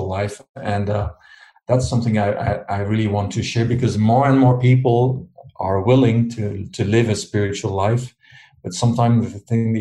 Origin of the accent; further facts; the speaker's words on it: Switzerland; moved away as an adult; now in France; I live in France. I've been living there for 35 years, although I was born in Switzerland. That's where I grew up.